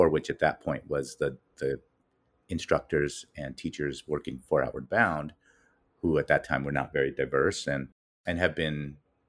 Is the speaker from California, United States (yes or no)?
yes; Los Angeles, California, United States; I'm a native Angeleno, born and raised in Los Angeles